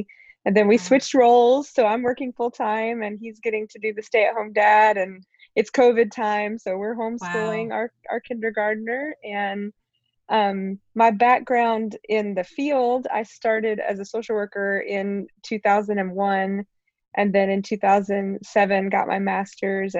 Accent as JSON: {"language": "English", "region": "East Tennessee", "country": "United States", "tie": "born or raised there", "also_born_or_lived": "New Orleans / Tampa, Florida", "moved": "as an adult", "said": "from age nine on, I grew up in East Tennessee"}